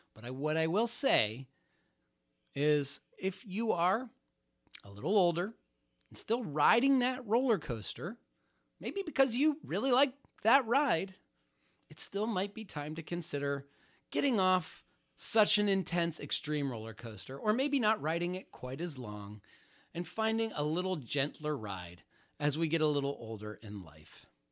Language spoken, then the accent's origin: English; Youngstown, Ohio, United States; now in Florida, United States; I was born in Youngstown, Ohio right between Cleveland and Pittsburgh